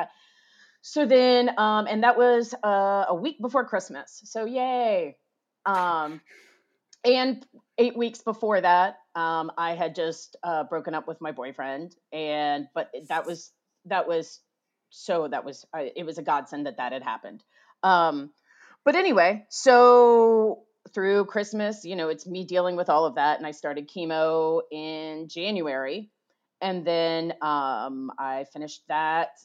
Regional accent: United States; I'm an American

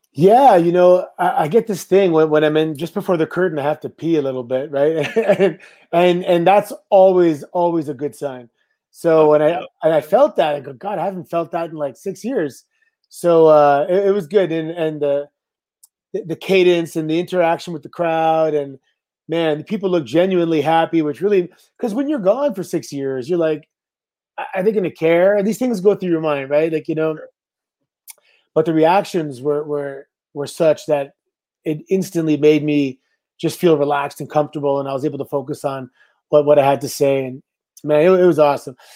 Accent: Canada; I'm Canadian

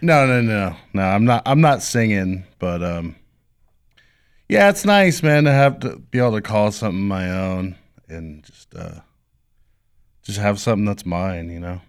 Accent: El Cajon, California, United States; also born or lived in Del Mar, California; Grew up in, uh, I guess what you would call, uh, it's Rancho San Diego now

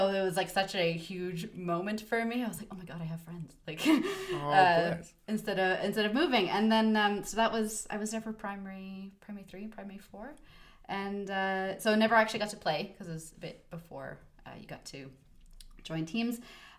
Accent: the South, United States; accent: Southern; I actually sound more Canadian now than I do kind of from the South. But if I'm around my mother, then it's very much gets a Southern

